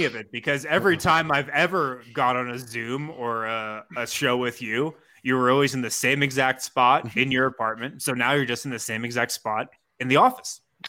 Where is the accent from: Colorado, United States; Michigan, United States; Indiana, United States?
Colorado, United States; I grew up in Colorado